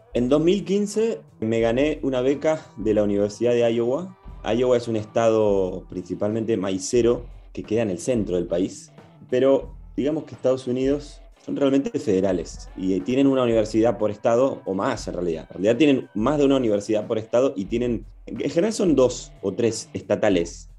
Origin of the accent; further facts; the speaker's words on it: Argentina; moved away as an adult; now in Chicago, United States; cuando vas afuera, ah, sos el argentino